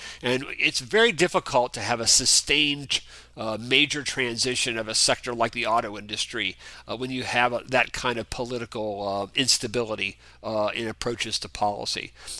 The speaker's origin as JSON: {"language": "English", "region": "Indiana", "country": "United States", "said": "And even in my home state of Indiana, we have both of our senators who are relatively young senators"}